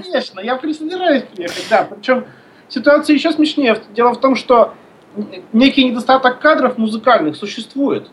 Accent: Izhevsk, Udmurt Republic, Russia; moved away as an adult; also born or lived in Moscow; now in Syktyvkar, Russia; Я родился в Ижевске, там же учился, там же закончил музыкальное училище

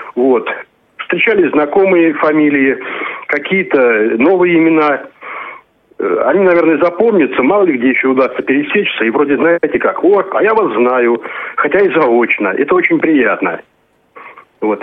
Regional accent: Novomoskovsk, Tula Oblast, Russia; Я, собственно, из Новомосковска, Тульской области

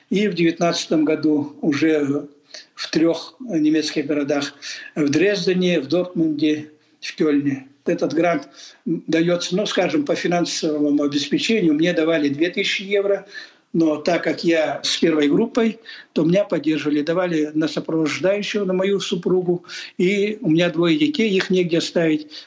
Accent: Sakha Republic, Russia; Естественно, я ведь якут.

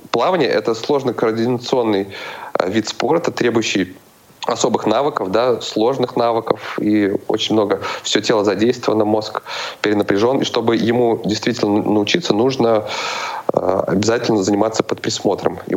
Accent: Cheboksary, Chuvashia, Russia; now in Saint Petersburg, Russia; Откуда? Из Чебоксар. Из Чебоксар. Родом, Так.

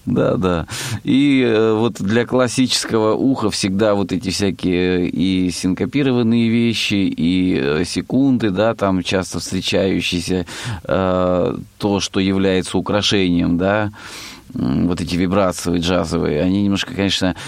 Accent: Rostov Oblast, Russia; я э, из Ростовской области, есть в России Ростовская область

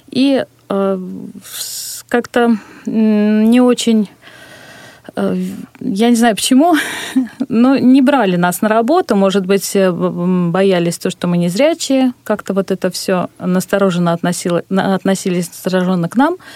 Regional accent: Ulyanovsk, Ulyanovsk Oblast, Russia; из Ульяновска, да.

